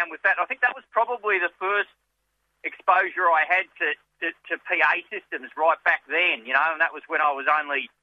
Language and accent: English; Latrobe Valley, Victoria, Australia; now in Melbourne, Australia; I was born in the country, mate. I'm from Latrobe Valley